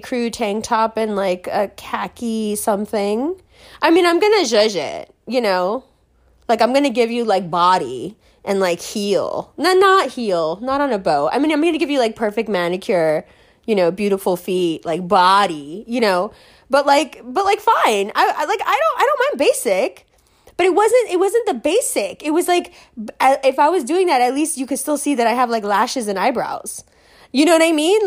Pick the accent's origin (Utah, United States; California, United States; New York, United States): New York, United States; New York City; I'm from New York City